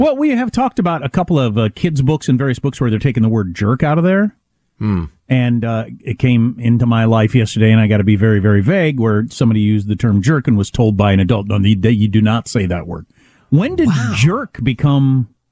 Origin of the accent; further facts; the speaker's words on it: United States; I come from a part of America settled by people from that part of Europe